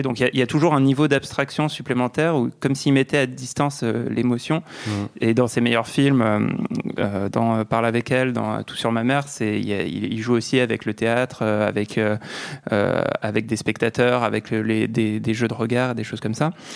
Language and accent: French; France; accent: French; mon petit accent français